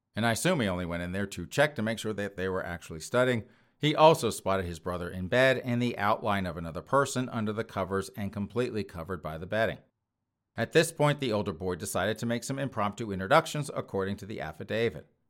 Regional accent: United States; being an American

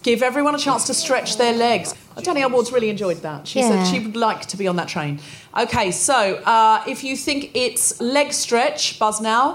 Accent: Australia; I'm also Australian, adopted

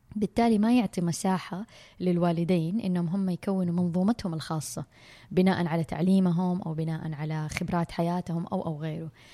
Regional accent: Saudi Arabia; عندنا بالسعوديه

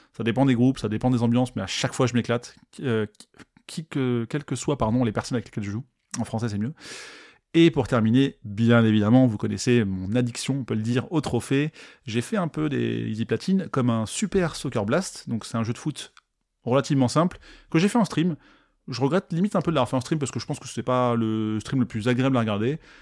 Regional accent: France; en tant que Français

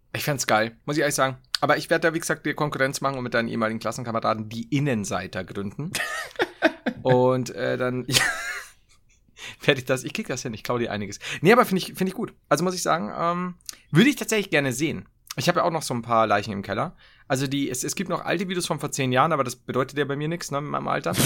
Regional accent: Bavaria, Germany; als Bayer

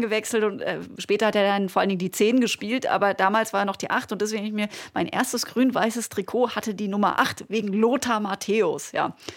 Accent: Black Forest, Baden-Württemberg, Germany; Ich komme äh, aus dem Schwarzwald, vom Land

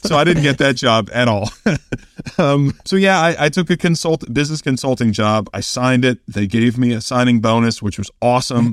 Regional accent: Kansas City, United States; moved away; also born or lived in Oklahoma; I was from Kansas City

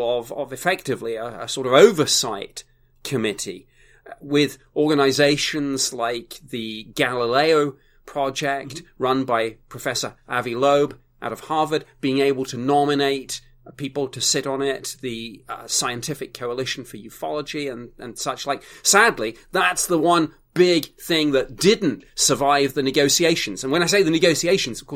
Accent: United Kingdom; I'm a Brit.

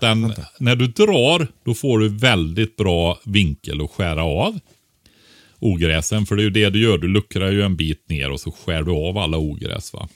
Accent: Västergötland, Västra Götaland, Sweden; Västergötland där jag kommer från.

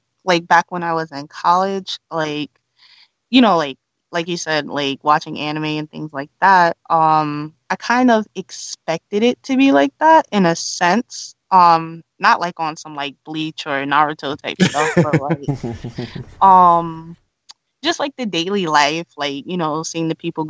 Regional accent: New York City, New York, United States; moved away as an adult; also born or lived in Fukuoka / Tokyo; now in Japan; I grew up in New York City, so I was already familiar with like a lot of diversity

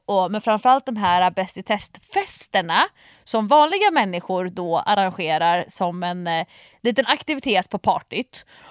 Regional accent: Nacka, Stockholm County, Sweden; i Nacka där jag är uppvuxen

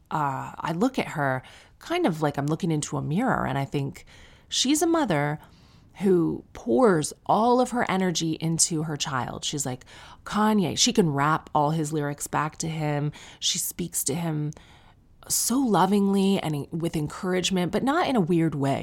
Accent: Sarnia, Ontario, Canada; I'm from Sarnia

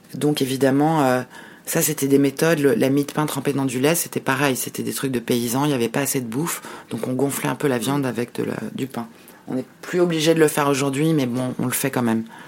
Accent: Paris, Île-de-France, France; je suis née, à Paris et on retournait tous les Noëls, pour Noël et le jour de l'an, à Bucarest

